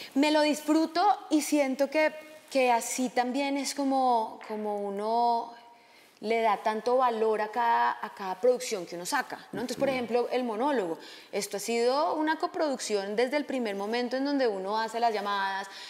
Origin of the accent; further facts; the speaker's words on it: Villavicencio, Meta, Colombia; now in Los Angeles, United States; yo crecí, yo nací en Villavicencio, yo crecí en un avión pequeño de mi papá y sobre la selva y la verdad que crecí en la selva